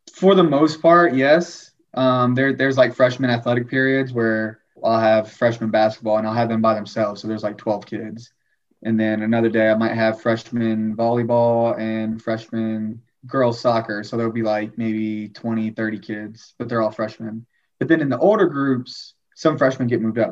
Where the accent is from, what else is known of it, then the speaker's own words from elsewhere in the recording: Fort Worth, Texas, United States; moved away; also born or lived in New Zealand / Tyler, Texas; originally from Fort Worth, Texas